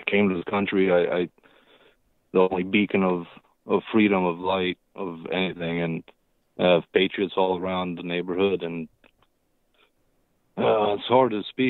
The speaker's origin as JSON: {"language": "English", "country": "Romania", "moved": "yes", "lives_now": "Virginia, United States", "said": "I'm immigrant from Romania. Been in this country since 1990"}